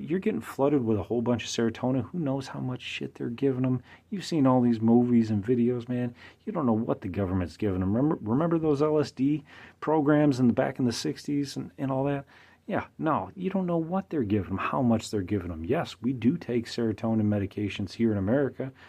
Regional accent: United States; I'm an American.

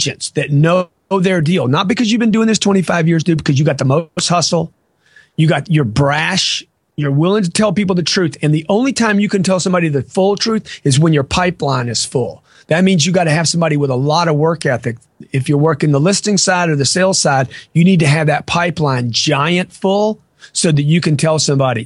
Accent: Lake Charles, Louisiana, United States; now in Miami, United States; I grew up in Lake Charles, Louisiana

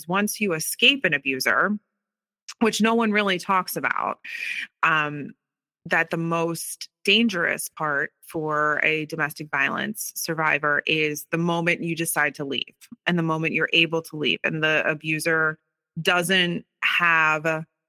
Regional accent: Philadelphia, Pennsylvania, United States; Yeah, so I grew up right outside of Philadelphia, born and raised.

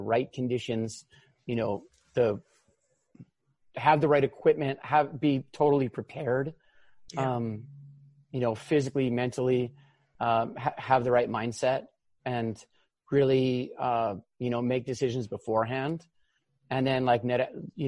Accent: Hawaii, United States; I grew up here in Hawaii. I was born and raised

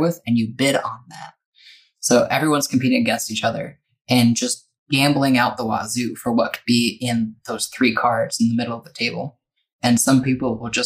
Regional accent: Minnesota, United States; moved away; also born or lived in Indiana; I grew up in Minnesota

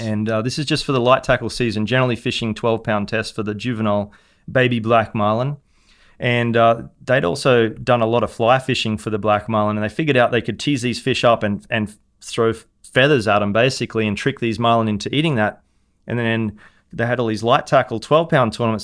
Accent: Hervey Bay, Queensland, Australia; moved away as an adult; now in Jupiter, Florida, United States; Harbour in Harvey Bay, my hometown

